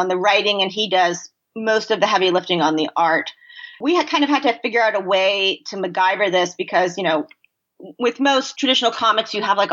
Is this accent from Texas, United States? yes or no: no; Pennsylvania, United States; We grew up in Pennsylvania